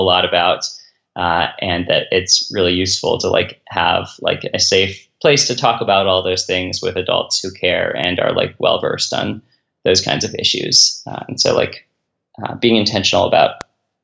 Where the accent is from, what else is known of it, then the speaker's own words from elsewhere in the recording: Philadelphia, Pennsylvania, United States; moved away as an adult; now in Cincinnati, United States; I'm from Philadelphia, I live actually just outside Cincinnati